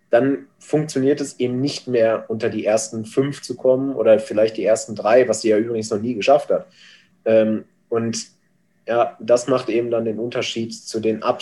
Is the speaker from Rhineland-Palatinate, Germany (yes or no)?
no; North Rhine-Westphalia, Germany; born there; Ich komme aus gebürtig aus dem Ruhrgebiet.